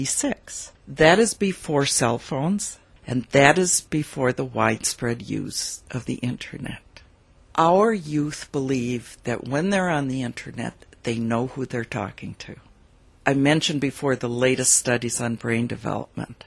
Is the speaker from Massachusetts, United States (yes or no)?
no; rural Wisconsin, United States; also born or lived in San Francisco area; through rural Wisconsin. In fact, right through my hometown